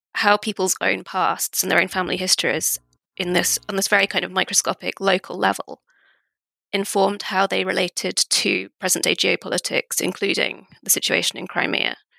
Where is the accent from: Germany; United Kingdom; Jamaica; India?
United Kingdom; also born or lived in Russia; I'm British, but I do have Estonian roots